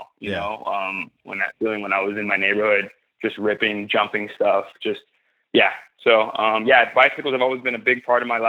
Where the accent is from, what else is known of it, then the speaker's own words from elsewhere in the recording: Miami, Florida, United States; I grew up in the inner city, Miami, and we didn't have trails